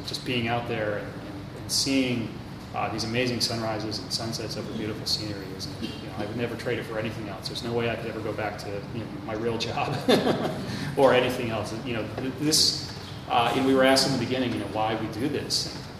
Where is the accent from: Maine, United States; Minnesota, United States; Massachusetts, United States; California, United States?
Minnesota, United States; Minneapolis; Minneapolis, my hometown